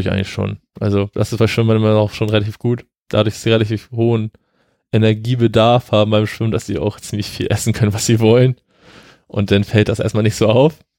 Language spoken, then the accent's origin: German; Flensburg, Schleswig-Holstein, Germany; ich komme ja aus Flensburg